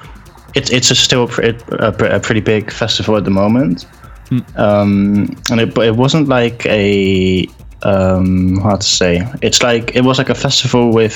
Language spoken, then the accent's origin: English; Spijkenisse, South Holland, Netherlands; also born or lived in Slovenia; now in Rotterdam, Netherlands; I'm from a place called Spijkenisse, which is, literally like 10 miles to the south